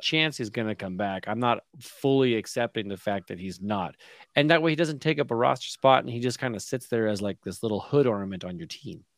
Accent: Canada; a Canadian

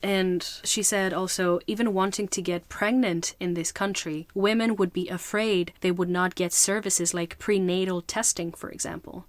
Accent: Greece; I grew up in Greece

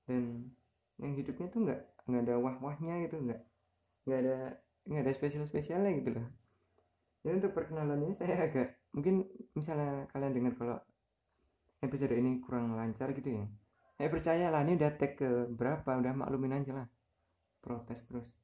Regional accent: Kudus, Central Java, Indonesia; jadi saya TK besar udah mulai di Kudusnya TK Abad TK-nya di Kudus SD-nya di samping TK-nya itu SD Muhammadiyah itu Muhammadiyah satu

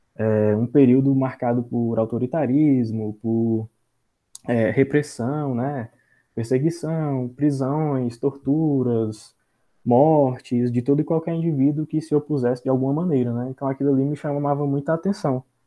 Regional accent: Senador Pompeu, Ceará, Brazil; sou aqui da cidade de Senador Pompeu

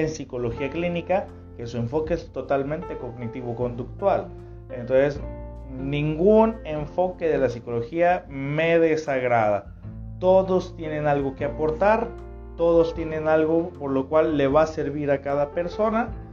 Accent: Tepic, Nayarit, Mexico; Yo estoy transmitiendo en este momento desde el Pacífico Mexicano, desde Nayarit, eh, la tierra que me vio nacer

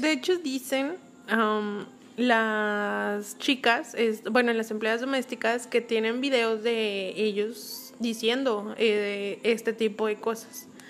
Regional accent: León, Guanajuato, Mexico; now in Nuevo León, Mexico; yo soy de León

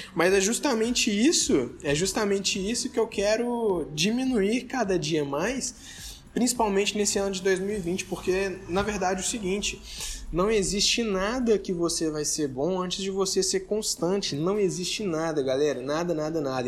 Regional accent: Contagem, Minas Gerais, Brazil; also born or lived in Belo Horizonte; eu sou aqui de Contagem, Belo Horizonte, né? Eu sou, eu sou dessa, eu nasci em Belo Horizonte, vim para Contagem

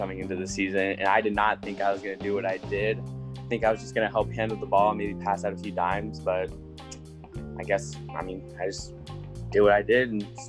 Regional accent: Platteview, Nebraska, United States; I grew up going to the Platteview community schools and all like that. I went to the middle school, Platteview Middle School

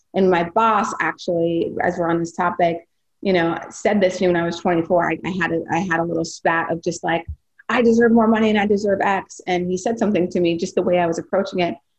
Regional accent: North Dakota, United States; now in Philadelphia, United States; growing up in North Dakota

